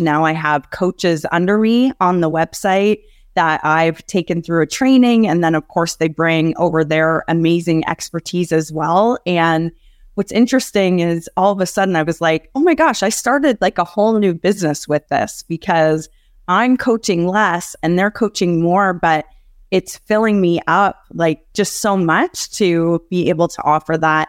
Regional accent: Canada; I grew up in Canada

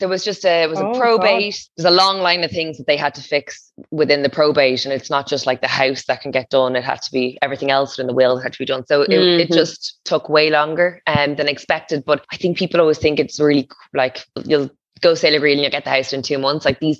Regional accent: Dublin, Leinster, Ireland; I know. Yeah, I know. I come from Dublin, so I totally get it.

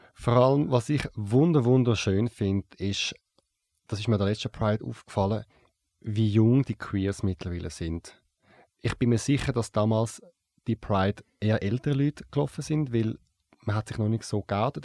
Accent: Zurich, Switzerland; Ich bin in Zürich aufgewachsen, im Kreis 8

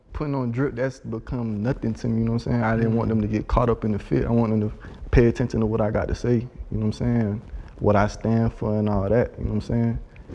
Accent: Florida, United States; Broward County.

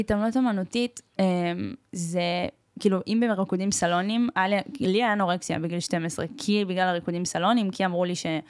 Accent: Israel; אני נולדתי פה

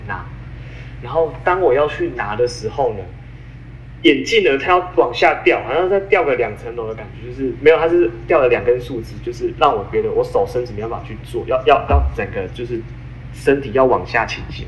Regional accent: Taiwan; 我们台湾人

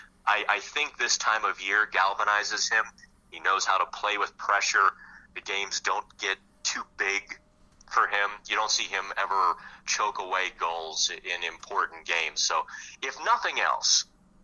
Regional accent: Pittsburgh, Pennsylvania, United States; growing up in Pittsburgh with Mario Lemieux and Jaromir

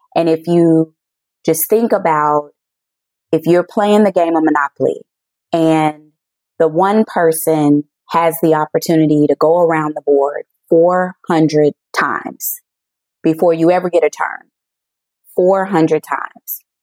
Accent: the South, United States; now in Chicago, United States; I'm born and raised in the South

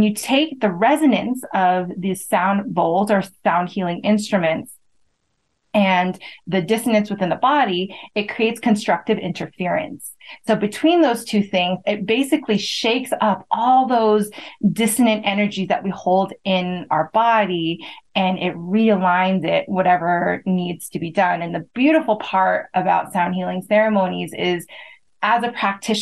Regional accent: United States; as someone that grew up in America

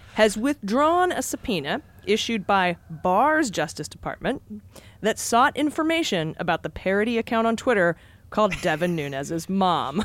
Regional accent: Ohio, United States; when I grew up in Ohio, uh, on Whittlesey Drive

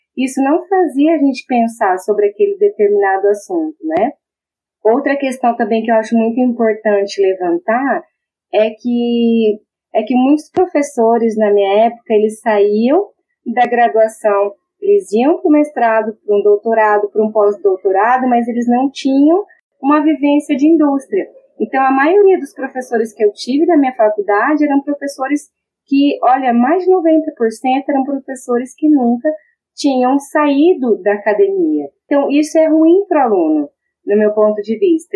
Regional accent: Maringá, Paraná, Brazil; Já que eu sou de Maringá, dá para perceber pelo sotaque, né? Eu sou nascida em Maringá

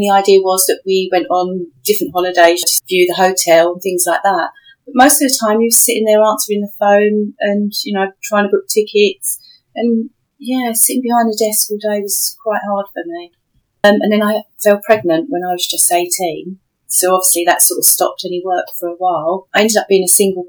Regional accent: London, United Kingdom; I grew up in Southeast London

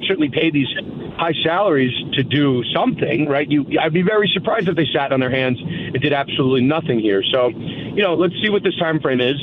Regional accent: New York, United States; I'm from New York

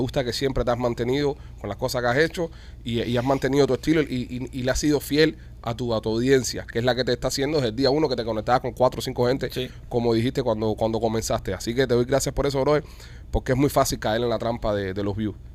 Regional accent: Cuba; Como, cubano también, coño.

